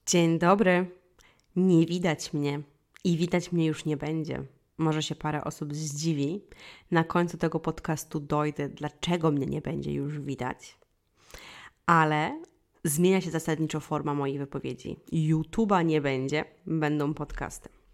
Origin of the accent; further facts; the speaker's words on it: Wólka Gościeradowska, Lublin Voivodeship, Poland; moved away; pochodzę z małej miejscowości i w małej miejscowości, która się nazywała Wólka Gościeradowska, czyli to jest mała miejscowość pod Kraśnikiem na Lubelszczyźnie